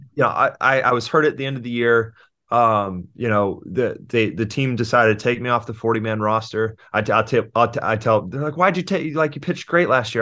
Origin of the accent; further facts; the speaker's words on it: Houston, Texas, United States; moved away; also born or lived in California; I was born in Houston and I lived there until two thousand three when we moved to California for my dad's job